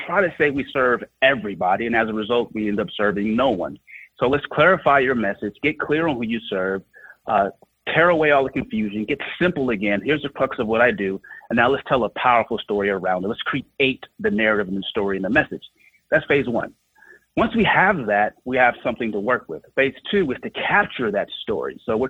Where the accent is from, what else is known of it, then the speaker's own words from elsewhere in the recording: Oakland, California, United States; I'm from Oakland, California, grew up during the height of the crack epidemic, and it was a very tough place to grow up.